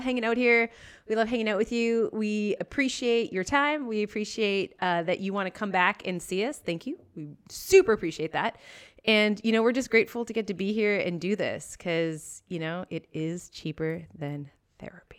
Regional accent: Kelowna, British Columbia, Canada; also born or lived in Calgary; Kelowna, my hometown

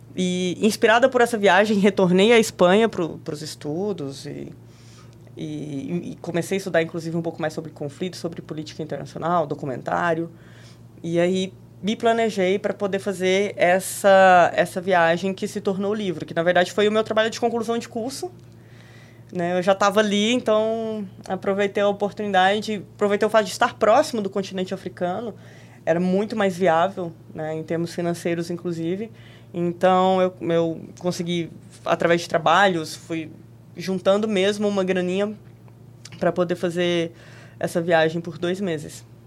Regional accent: Rio Verde, Goiás, Brazil; moved away as an adult; also born or lived in Brasília / Spain; eu saí lá de Rio Verde, fui fazer faculdade de jornalismo em Brasília

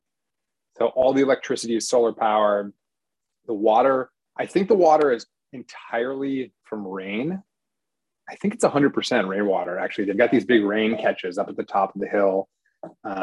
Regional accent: Wisconsin, United States; I grew up in Wisconsin

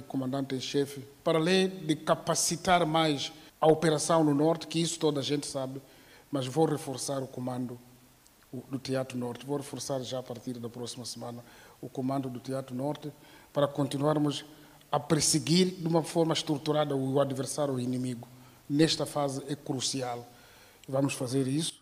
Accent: Mozambique

